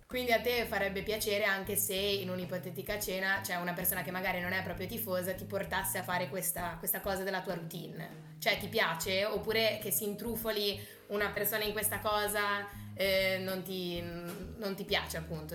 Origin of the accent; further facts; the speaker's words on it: Genoa, Liguria, Italy; vengo da Genova